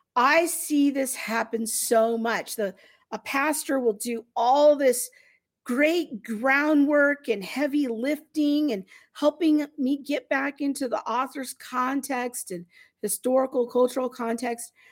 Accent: United States; us as American Christians in the twenty-first century

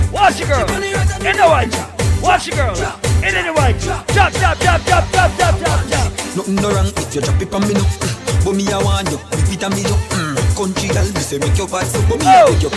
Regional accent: Portmore, Saint Catherine, Jamaica; I'm from Portmore, that's in J.A.

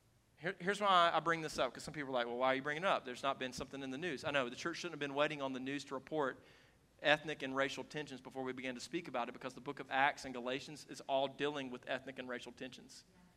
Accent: Moonville, South Carolina, United States; Culturally, I'm from Moonville, South Carolina, South Greenville.

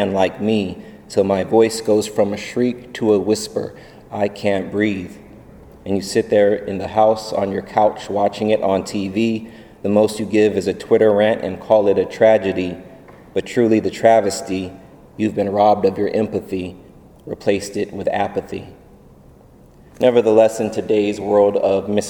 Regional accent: United States; Being a Filipino Haitian American

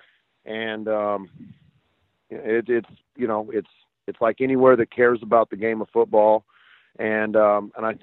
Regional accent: Bakersfield, California, United States; I grew up in Bakersfield, California, place that really, really loves its football

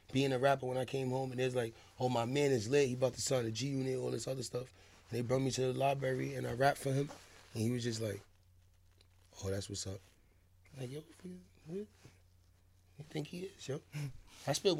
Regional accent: New York City, New York, United States; also born or lived in Bronx; Harlem first, and I moved to the Bronx for a little while, for like 5 years

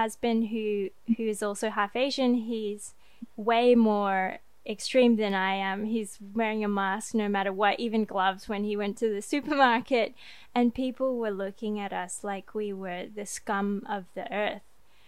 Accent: France; brought it back to my hometown in France

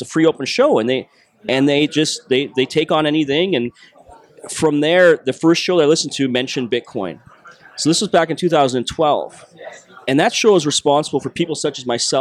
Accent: Toronto, Ontario, Canada; accent: Canadian; I'm Canadian. I'm from Toronto.

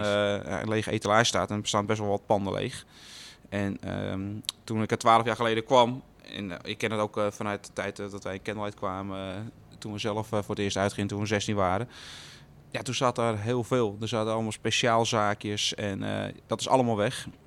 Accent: Loosdrecht, North Holland, Netherlands; ik kom uit Loosdrecht

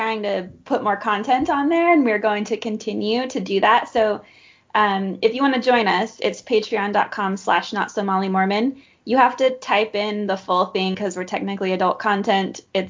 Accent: United States; accent: American; my stupid American accent

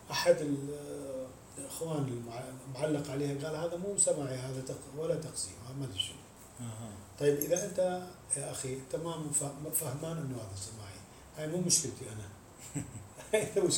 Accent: Mosul, Nineveh, Iraq; من الموصل

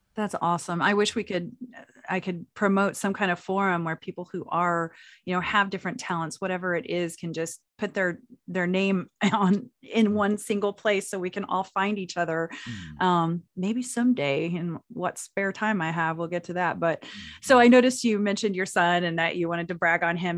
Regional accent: Anadarko, Oklahoma, United States; I'm from Anadarko

